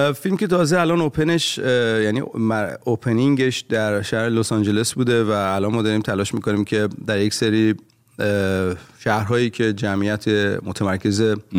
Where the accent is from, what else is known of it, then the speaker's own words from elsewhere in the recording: Iran; moved away as an adult; also born or lived in Rasht (father); now in Los Angeles, United States; من داشتم از ایران می اومدم بیرون